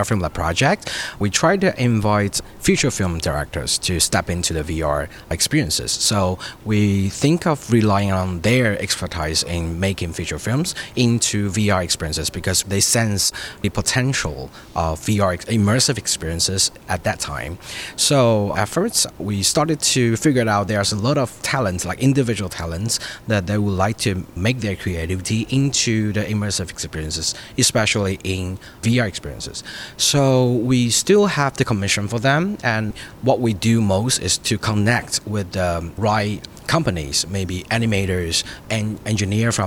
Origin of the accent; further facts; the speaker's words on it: Taiwan; I'm also from Taiwan